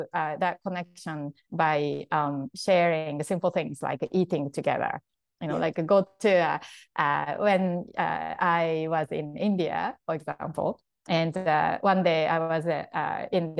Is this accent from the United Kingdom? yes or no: no; Japan; English is a second language; moved away as an adult; I grew up like in Japan, and then until like I was 20 or so, I really, you know, didn't know anything much but to Japan, and I didn't speak English